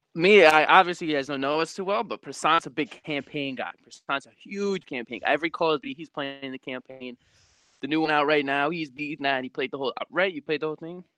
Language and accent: English; New York, United States; also born or lived in Long Island; I'm 19 years old. I'm from New York. Live on Long Island